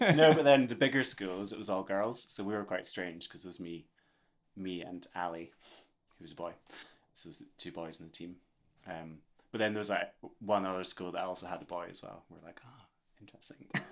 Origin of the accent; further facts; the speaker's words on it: Scotland, United Kingdom; I'm very aware of being Scottish. I was aware of being Scottish when I grew up as well